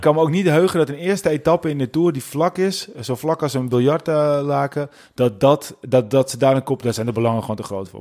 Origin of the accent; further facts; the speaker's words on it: Netherlands; als Nederlanders